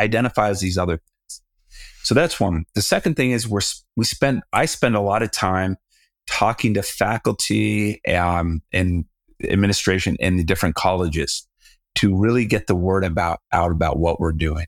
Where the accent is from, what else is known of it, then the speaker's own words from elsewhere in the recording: Southern California, United States; now in Colorado, United States; I'm from Southern California, so I was used to the water